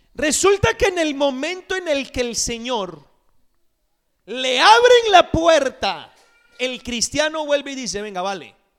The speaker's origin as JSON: {"language": "Spanish", "country": "Costa Rica", "tie": "born or raised there", "said": "Me acuerdo cuando era niño en Costa Rica"}